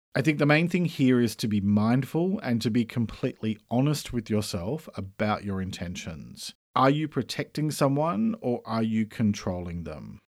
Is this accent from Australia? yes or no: yes; Australia; I'm an Australian writer and speaker